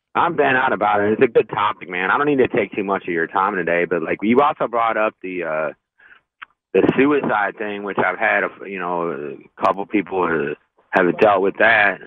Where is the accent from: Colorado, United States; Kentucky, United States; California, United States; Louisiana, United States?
Kentucky, United States; I'm from the Kentucky area